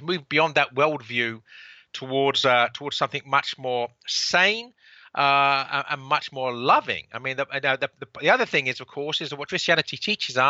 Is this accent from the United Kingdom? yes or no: yes; London, United Kingdom; accent: Cockney; now in United States; I have a Cockney accent